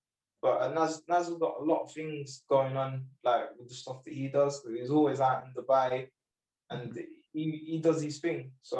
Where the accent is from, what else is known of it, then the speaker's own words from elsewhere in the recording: United Kingdom; Although I do represent the British Sikh community, the Indian community, I am British, my home. I love Britain.